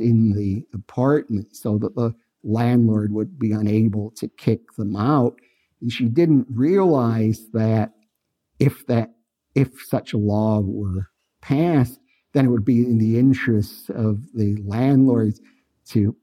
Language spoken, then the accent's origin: English; Los Angeles, California, United States; I'm from Los Angeles